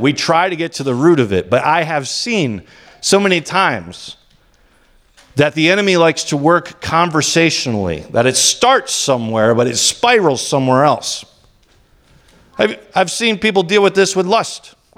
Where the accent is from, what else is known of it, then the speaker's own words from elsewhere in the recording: United States; as American Christians